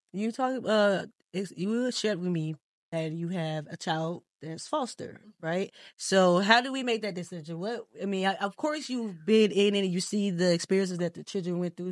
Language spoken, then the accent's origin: English; Mississippi, United States; I'm from Mississippi.